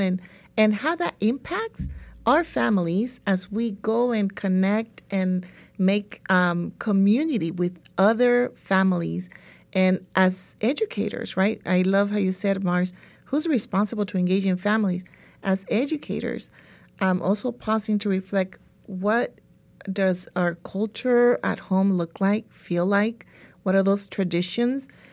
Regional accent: El Salvador; now in California, United States; I'm from El Salvador

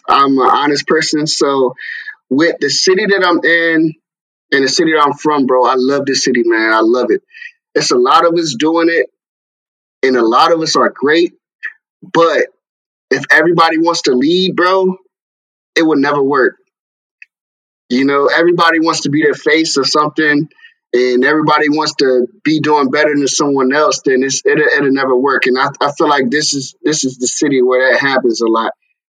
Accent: Raleigh, North Carolina, United States; especially being where I'm from Raleigh, North Carolina. Huge city, people would think, but you know, being from here

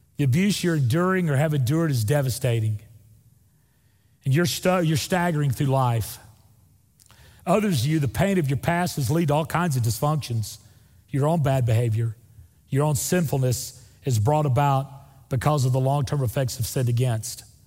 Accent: Northwest Florida, United States; moved away; also born or lived in Opp, Alabama; Northwest Florida, where I'm from, where there's real rednecks. That's where I'm from.

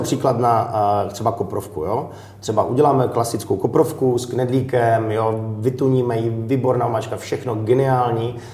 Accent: Wallachia, Zlín Region, Czechia; moved away; inspiruju se z Valeska, protože tam jsem vyrůstal

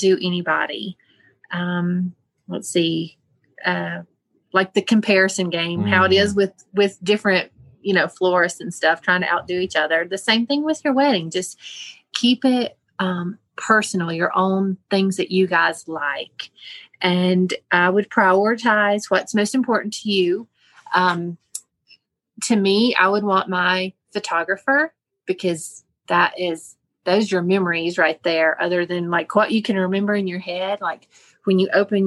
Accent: Weaverville, North Carolina, United States; So Weaverville, you know, went to North Buncombe High School

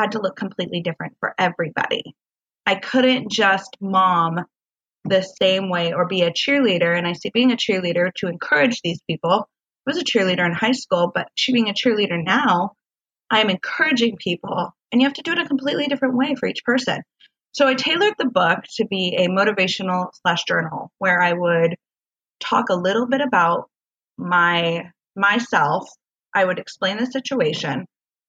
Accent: Washington, United States; moved away as an adult; now in Southern California, United States; moving here to California, I'm from Washington State

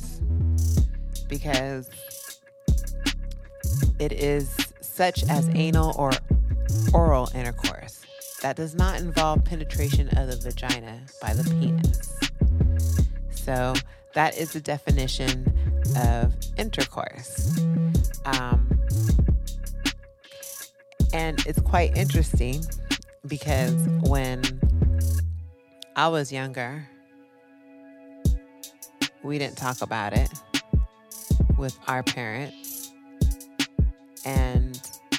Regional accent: California, United States; born and raised in Cali

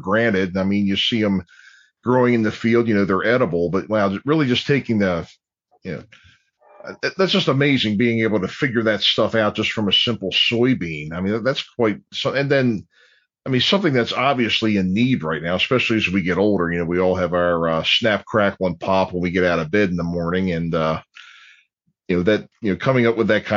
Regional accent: Dundalk, Maryland, United States; I'm growing up in Dundalk

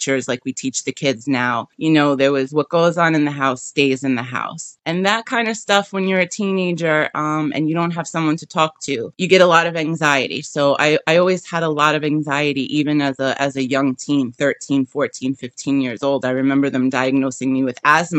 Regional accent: New York City, New York, United States; I'm from Brooklyn.

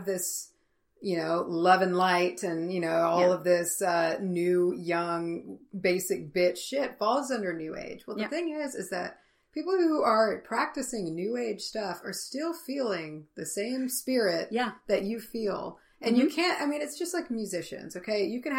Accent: the Bible Belt, United States; and we grew up in the Bible Belt.

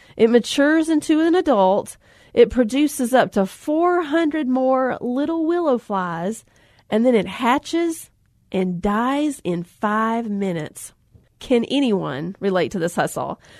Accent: Alabama, United States; I grew up in Alabama on the lake, fishing on the banks of the Coosa River

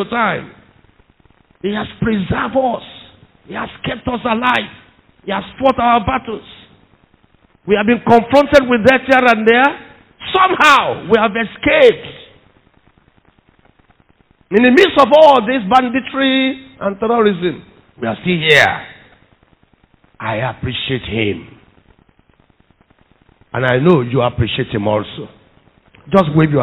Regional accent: Nigeria; I'm proud to be a Nigerian

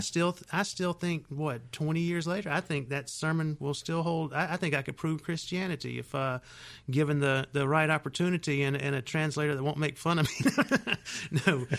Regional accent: Union City, Georgia, United States; grew up in Union City, and we didn't go to church much

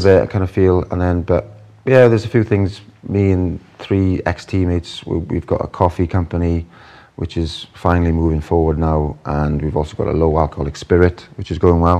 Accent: Welsh, Wales, United Kingdom; now in Dubai, United Arab Emirates; me being Welsh

